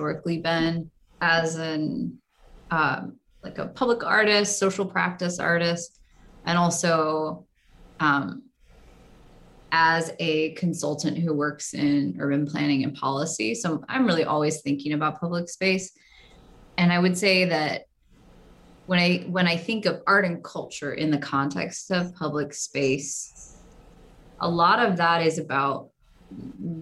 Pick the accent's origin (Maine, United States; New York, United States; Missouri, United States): Missouri, United States; St. Louis; St. Louis, which is my hometown